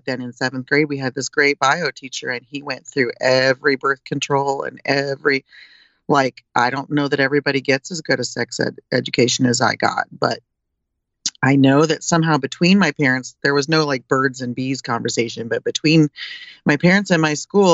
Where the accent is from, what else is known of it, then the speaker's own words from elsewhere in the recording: Illinois, United States; also born or lived in East Coast; now in California, United States; I came from Illinois. I'm a Midwesterner